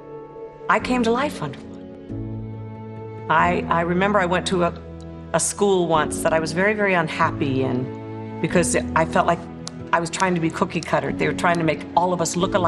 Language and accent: English; Maryland, United States; also born or lived in Paris, France; I was born in Paris, France, but I grew up in Maryland